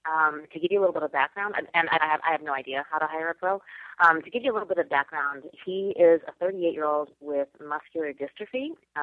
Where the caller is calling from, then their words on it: New York City, New York, United States; I'm calling from New York City.